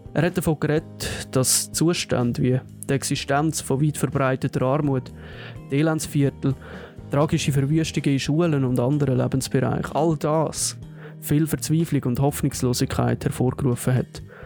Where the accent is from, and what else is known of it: Switzerland